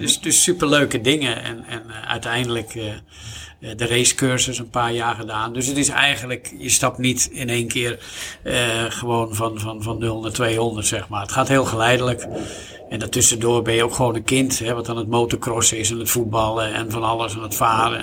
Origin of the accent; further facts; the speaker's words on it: Zandvoort, North Holland, Netherlands; hier in mijn, zeg maar, mijn geboorteplaats, letterlijk, locatie van Rob Slotenmaker, de slipschool